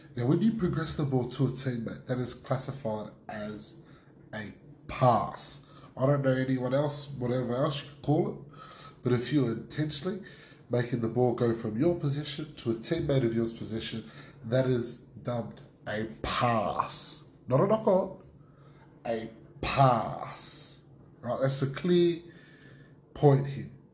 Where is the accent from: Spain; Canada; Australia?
Australia